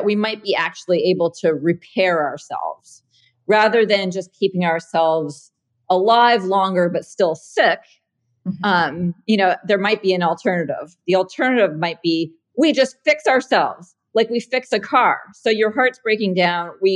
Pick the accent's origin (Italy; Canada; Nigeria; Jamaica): Canada; moved away as an adult; also born or lived in San Francisco, California; now in California, United States; I'm Canadian originally. And grew up there, went to school there.